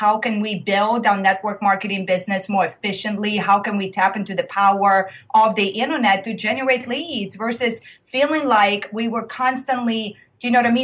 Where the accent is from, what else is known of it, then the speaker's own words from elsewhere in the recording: Russia; moved away; If you are hearing the accent, I am originally from Russia.